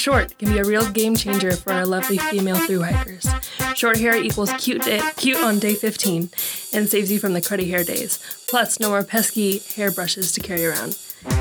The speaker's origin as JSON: {"language": "English", "town": "Santa Cruz", "region": "California", "country": "United States", "tie": "born or raised there", "said": "I grew up in Santa Cruz, California, so we got the redwoods"}